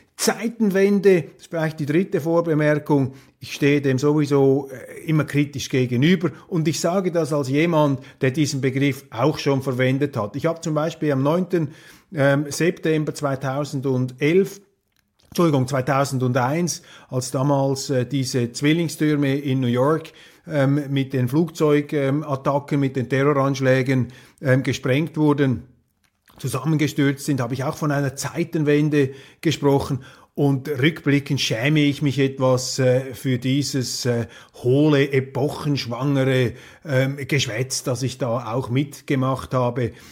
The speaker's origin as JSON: {"language": "German", "country": "Switzerland"}